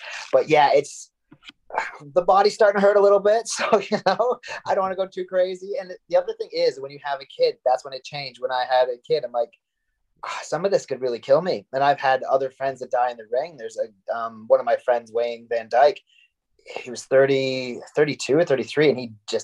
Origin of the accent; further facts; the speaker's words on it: Canada; also born or lived in United States / Florida; now in Manchester, United Kingdom; I usually get a couple of Thanksgivings because I'm Canadian, but I lived in the States